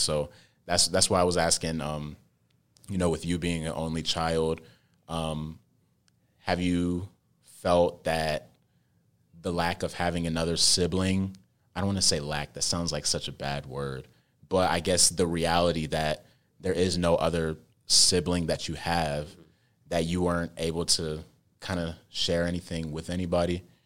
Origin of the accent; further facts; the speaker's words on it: United States; I was born here in America, but I'm very cultured.